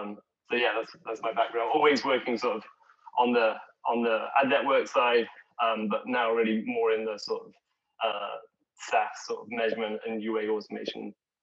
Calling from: Seattle, Washington, United States; also born or lived in San Francisco; Yeah, right now I did a COVID move during Seattle. So over the last year. So yeah, I'm in Seattle right now. But previously was in San Francisco.

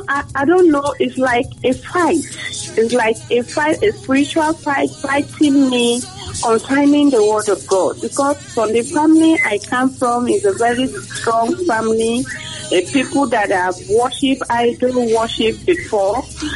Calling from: Cape Coast, Central Region, Ghana; I'm calling from Cape Coast.

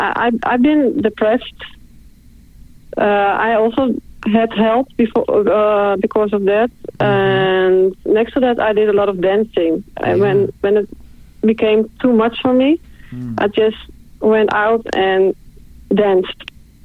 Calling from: Netherlands; I'm calling from the Netherlands.

